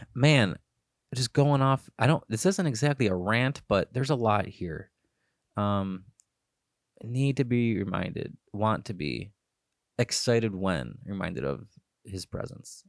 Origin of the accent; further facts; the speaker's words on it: Cleveland, Ohio, United States; I'm from Cleveland, Ohio